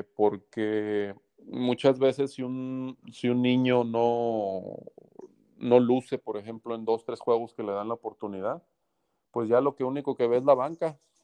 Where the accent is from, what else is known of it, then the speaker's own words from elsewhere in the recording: Guadalajara, Jalisco, Mexico; moved away as an adult; now in Hermosillo, Mexico; soy mexicano, yo nací en Guadalajara eh, en el año de 1978 jugué toda mi vida, de, niño, de joven, eh, cuando estudiaba en la Universidad de Guadalajara también